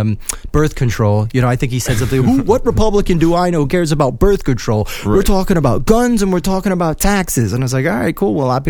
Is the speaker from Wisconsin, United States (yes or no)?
yes; Wisconsin, United States; You and I, we're both from Wisconsin.